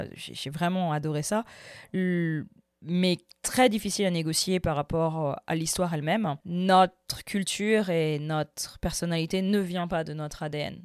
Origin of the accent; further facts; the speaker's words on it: France; j'ai grandi en France, ma mère est française